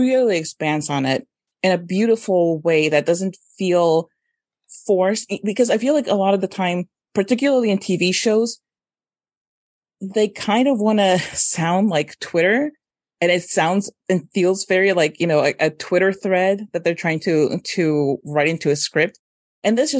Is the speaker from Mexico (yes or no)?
yes; Mexico; moved away; Eugenio Derbez was a big time comedian when I was growing up in Mexico